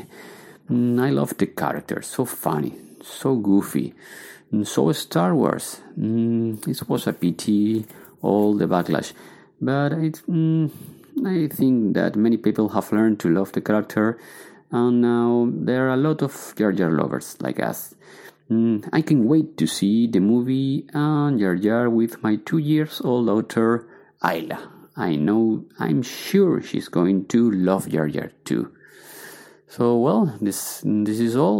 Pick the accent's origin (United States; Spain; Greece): Spain; Canary Islands; English is a second language; I'm from Spain, from Canary Islands. I live in Tenerife